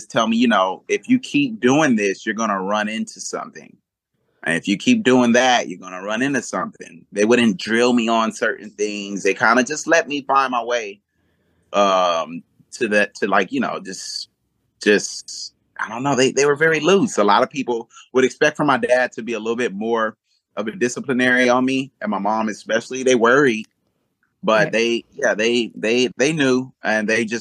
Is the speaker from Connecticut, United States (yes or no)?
no; Los Angeles, California, United States; also born or lived in Georgia; where I grew up in South Central